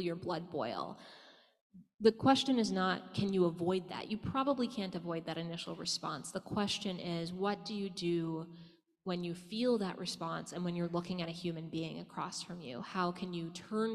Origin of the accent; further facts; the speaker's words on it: the South, United States; I grew up in the South and I didn't have that much Jewish community